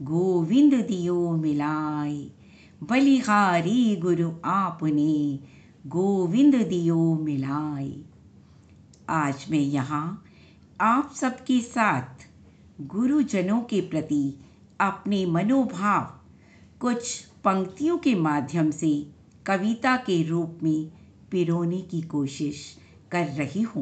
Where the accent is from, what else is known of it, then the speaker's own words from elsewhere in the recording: Delhi, India; दिल्ली से हूँ